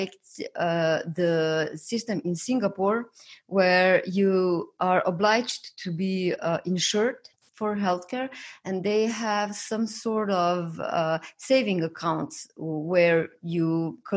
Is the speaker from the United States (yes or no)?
no; Slovenia; I come from Slovenia and we have a public healthcare system.